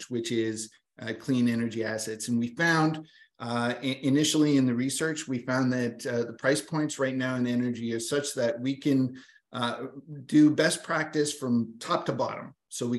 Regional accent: Atlantic Canada, Canada; I'm a slow talker because I'm from Atlantic Canada.

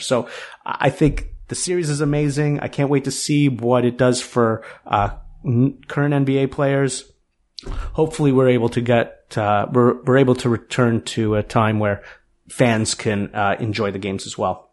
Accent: Toronto, Ontario, Canada; growing up in Toronto

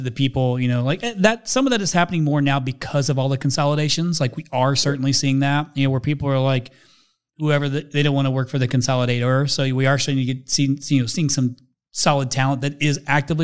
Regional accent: Midwest, United States; also born or lived in Indiana; I'm a Midwesterner

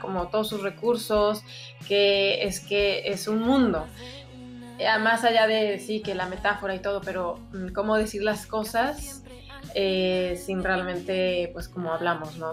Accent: Mexico; moved away as an adult; also born or lived in Mexico City; cuando me regresé a vivir a, México, me fui a la Ciudad de México

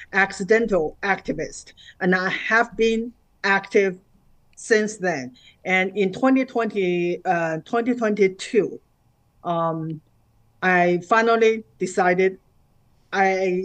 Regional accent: China; moved away as an adult; now in United States; growing up in China and in the Cultural Revolution.

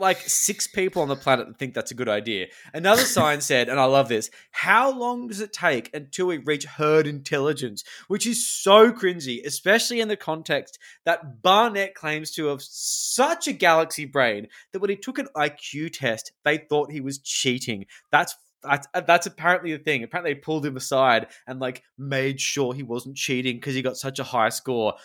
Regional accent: Australia; as an Australian

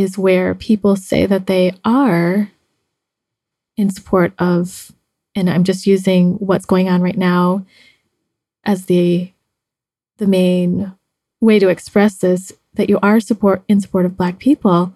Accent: United States; now in Mexico; being Chinese American, I have dated several white men because of living in the US

